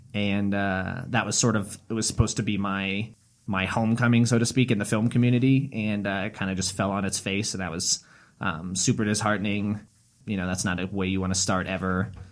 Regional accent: Lincoln, Nebraska, United States; I'm from Lincoln.

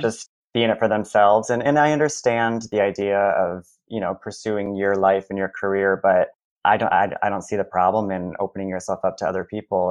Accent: Marshall, Michigan, United States; moved away as an adult; also born or lived in Kalamazoo, Michigan; now in New York City, United States; I'm originally from Michigan, a very small town called Marshall in the southwest part of Michigan

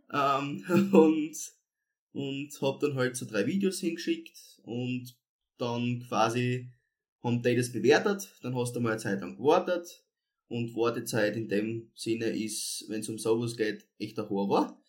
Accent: Edelschrott, Styria, Austria; ich komme ja ursprünglich aus dem, Bezirk, aus dem Bezirk Volzberg, aus Edelschrott, ähm, habe dort meine Kindheit verbracht

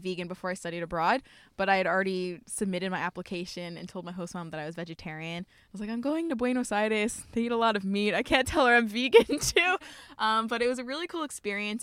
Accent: Columbia, Maryland, United States; moved away as an adult; also born or lived in Pittsburgh / Miami; now in Portland, United States; I grew up in Columbia, Maryland, which is like 15 minutes outside of Baltimore

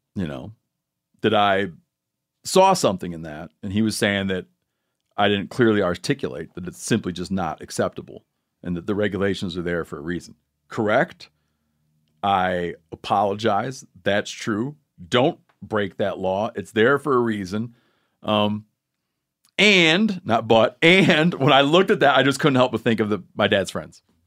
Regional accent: Michigan, United States; moved away; growing up in Michigan

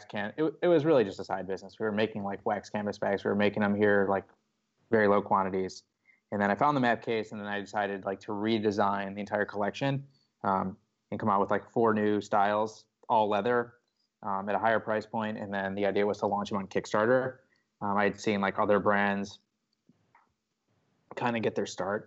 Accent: Chicago suburbs, Illinois, United States; moved away as an adult; also born or lived in Austin, Texas; Yeah, so I grew up in Chicago suburbs

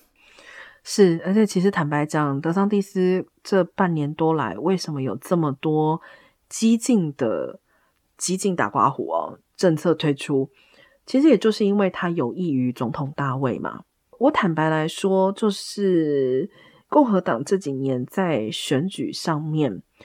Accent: Taiwan; 我们在台湾长大的人

